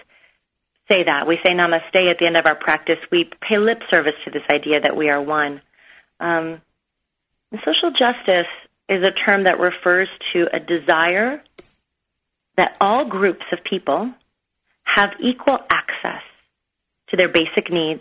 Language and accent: English; United States; born or raised there; also born or lived in Beirut, Lebanon